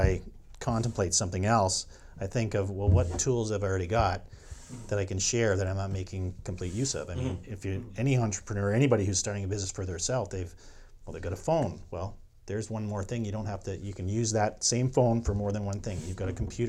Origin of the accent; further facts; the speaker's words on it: St. George, Ontario, Canada; he was a dairy farmer when I was growing up in St. George, Ontario.